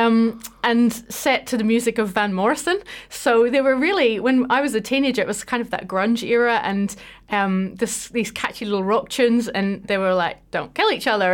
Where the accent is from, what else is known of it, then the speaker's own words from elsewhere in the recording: Belfast, Northern Ireland, United Kingdom; now in New Zealand; I grew up just outside Belfast